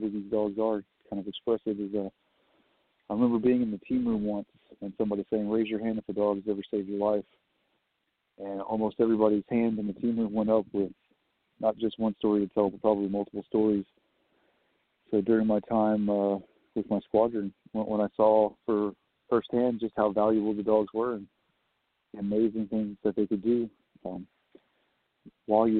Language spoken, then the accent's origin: English; Southeast Texas, United States; moved away; I'm from Southeast Texas